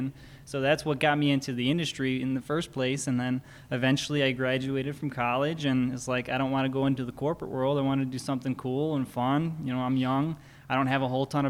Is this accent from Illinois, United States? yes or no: yes; Hickory Hills, Illinois, United States; I grew up in Hickory Hills, like less than a mile away. My parents still live there